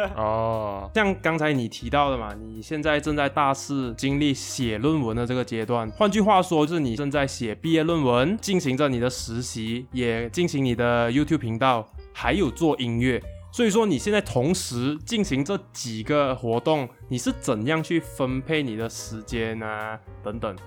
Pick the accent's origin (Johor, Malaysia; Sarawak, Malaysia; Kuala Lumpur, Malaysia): Johor, Malaysia; 我们都是来自柔佛欧洲的